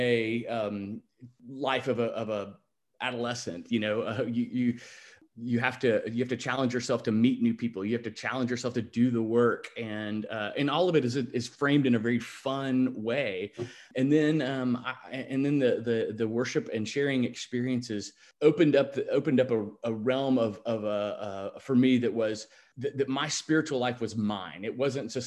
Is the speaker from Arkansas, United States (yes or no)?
yes; Little Rock, Arkansas, United States; I grew up in Little Rock.